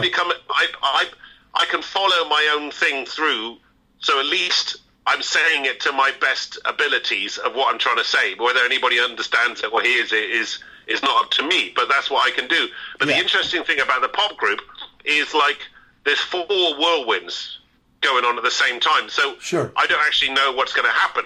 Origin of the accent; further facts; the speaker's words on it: Bristol, South West England, United Kingdom; growing up in Bristol